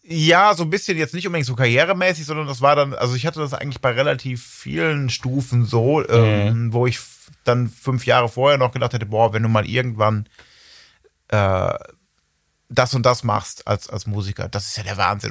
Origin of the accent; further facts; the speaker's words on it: Ibbenbüren, North Rhine-Westphalia, Germany; ich komme wohl noch ein bisschen nördlicher, bin ich geboren in Ebenbüren